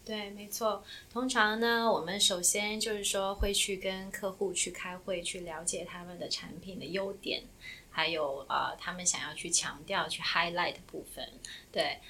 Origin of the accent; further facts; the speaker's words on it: Shanghai, China; moved away as an adult; also born or lived in Yancheng, Jiangsu / Boston; now in New York, United States; 我在江苏延城出生，然后在上海长大，啊，二零一三年的时候呢，来，啊，美国的波士顿读书，读研究生，然后毕业以后在纽约工作，啊，一直到现在